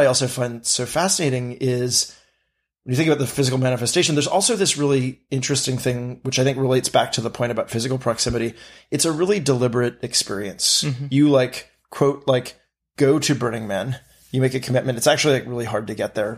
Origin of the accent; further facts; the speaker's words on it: New York City, New York, United States; growing up in New York City